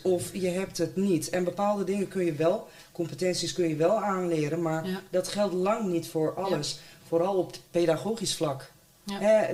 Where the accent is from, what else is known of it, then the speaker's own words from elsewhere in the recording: Deventer, Overijssel, Netherlands; Ik zelf ben wel uh, eh, Deemtenaar, geboren en getogen.